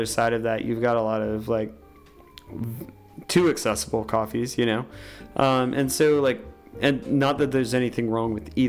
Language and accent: English; Wilkes, North Carolina, United States; growing up in Wilkes